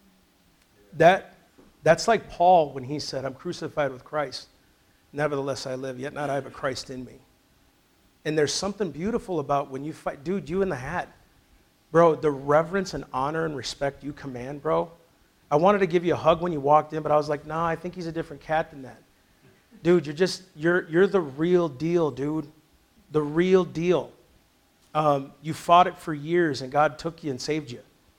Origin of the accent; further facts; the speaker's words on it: Sleepy Eye, Minnesota, United States; moved away; I grew up in Sleepy Eye, Minnesota, Little House on the Prairie.